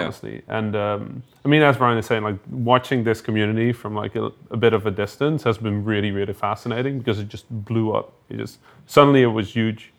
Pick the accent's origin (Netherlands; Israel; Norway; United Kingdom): Netherlands; I'm officially from the Netherlands